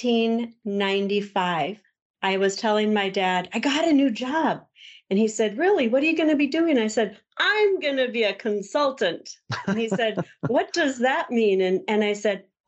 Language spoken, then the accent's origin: English; Southwest Minnesota, United States; also born or lived in California; I grew up in a small farming community in Southwest Minnesota. I was born in California, and my dad brought us here for his job